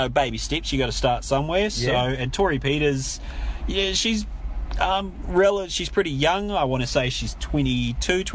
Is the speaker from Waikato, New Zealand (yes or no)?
yes; Hamilton, Waikato, New Zealand; I grew up in Hamilton.